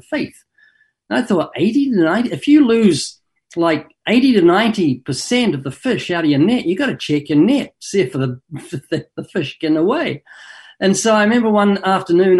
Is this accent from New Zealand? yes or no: yes; New Zealand; moved away as an adult; now in Southern California, United States; I was born twice in New Zealand. Got a slight accent, been living in Southern California for 32 years